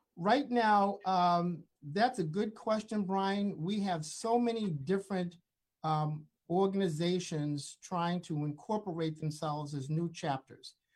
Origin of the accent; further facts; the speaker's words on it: the North, United States; growing up in the North